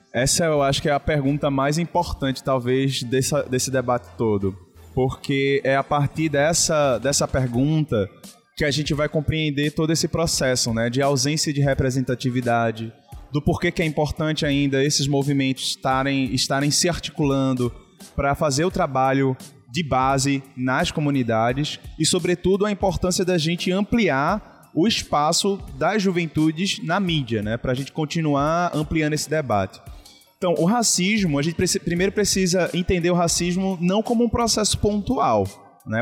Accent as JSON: {"language": "Portuguese", "town": "Olinda", "region": "Pernambuco", "country": "Brazil", "tie": "born or raised there", "also_born_or_lived": "Recife", "said": "eu nasci é, em Recife, mas morei a minha vida inteira numa comunidade é, de peixinhos, é, em Olinda"}